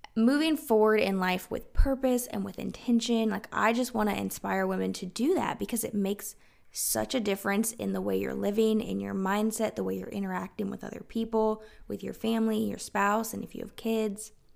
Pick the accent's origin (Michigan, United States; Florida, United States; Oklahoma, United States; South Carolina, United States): South Carolina, United States; moved away as an adult; also born or lived in Washington State; We're originally from South Carolina